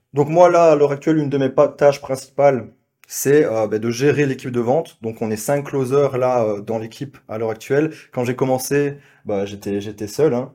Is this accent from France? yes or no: no; Belgium; accent: Belgian; je suis belge, vous l'entendez peut-être à, l'accent